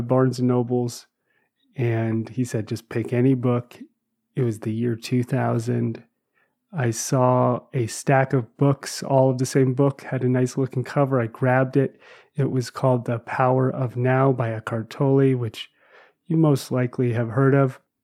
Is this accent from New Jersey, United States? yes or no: yes; New Jersey, United States; I grew up in New Jersey